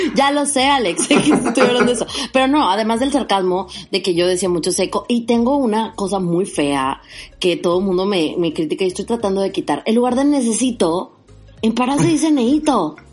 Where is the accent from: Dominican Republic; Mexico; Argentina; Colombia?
Mexico; Parás, Nuevo León; also born or lived in Mexico City; now in Monterrey, Mexico; en Parás, de donde yo soy